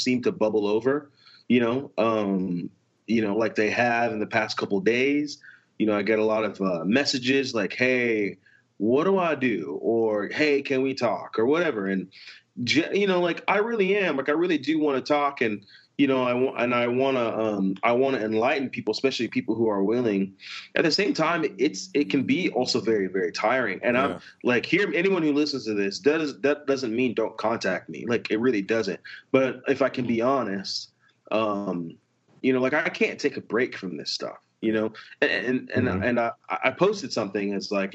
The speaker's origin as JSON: {"language": "English", "country": "United States", "tie": "born or raised there", "said": "growing up in the States"}